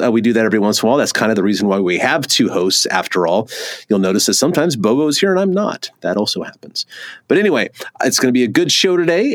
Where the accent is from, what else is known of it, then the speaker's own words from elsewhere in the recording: California, United States; moved away; I'm from California originally